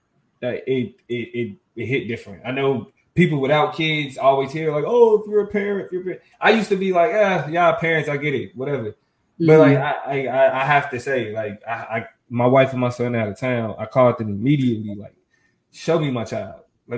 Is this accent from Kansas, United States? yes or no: yes; Kansas, United States; Yeah, I was born and raised in Kansas.